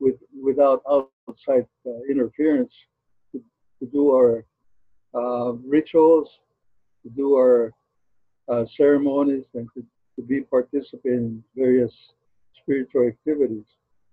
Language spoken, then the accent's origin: English; Zuni, New Mexico, United States; I was born and raised in Zuni, New Mexico